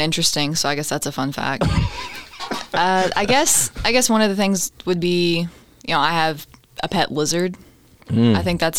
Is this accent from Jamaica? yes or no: no; Owensboro, Kentucky, United States; I'm a senior at Wesleyan, and I'm originally from Owensboro, right in the area.